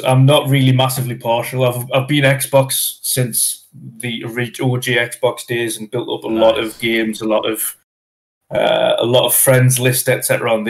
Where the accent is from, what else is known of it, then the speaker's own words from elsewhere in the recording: North East England, United Kingdom; accent: Geordie; I am from the Northeast.